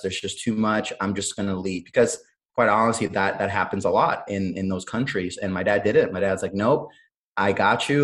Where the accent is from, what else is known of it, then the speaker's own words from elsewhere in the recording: Cleveland, Ohio, United States; also born or lived in Honduras; I was born in Honduras, but I came over to the United States at a very, very young age. I was six years old, um, so practically grew up here and um, grew up in Cleveland, Ohio